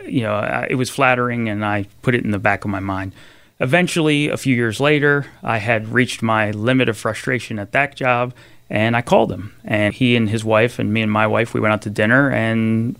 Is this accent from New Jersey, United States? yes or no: yes; Pennsville, New Jersey, United States; Sure. I grew up in Salem County, New Jersey, all the way down by the Delaware Memorial Bridge in a town called Pennsville.